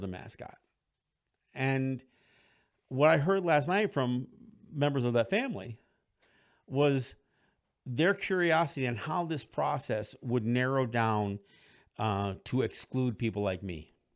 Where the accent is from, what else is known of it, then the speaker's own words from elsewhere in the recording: Cambridge, New York, United States; moved away; my hometown, Cambridge, New York, where I graduated from high school